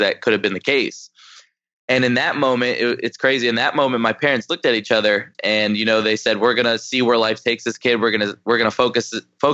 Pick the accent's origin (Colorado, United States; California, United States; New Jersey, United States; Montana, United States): New Jersey, United States; I'm 22 years old, and I was born in New Jersey.